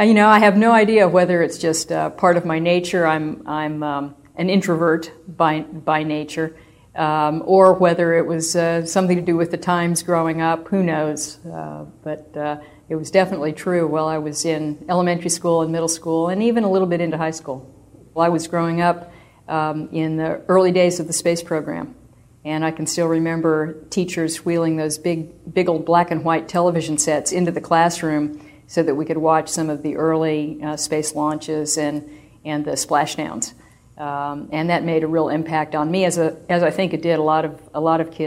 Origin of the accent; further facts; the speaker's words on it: Southern California, United States; my childhood was probably the typical childhood for a kid growing up in Southern California in the 50s and early 60s